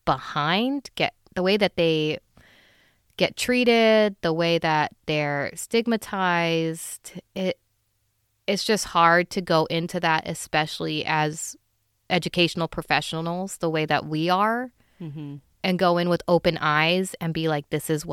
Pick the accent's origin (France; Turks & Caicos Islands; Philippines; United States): Philippines; as a Filipino person, you know, a lot of I use utensils. Of course I use utensils. It's just that I do also eat with my hands a lot.